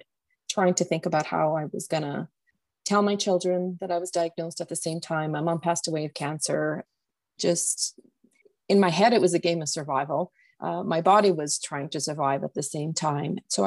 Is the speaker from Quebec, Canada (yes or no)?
no; Calgary, Alberta, Canada; I come from Calgary, Alberta, Canada